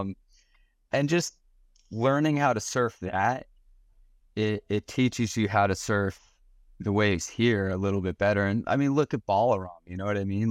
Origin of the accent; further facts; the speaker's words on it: Lavallette, New Jersey, United States; I grew up in La Valette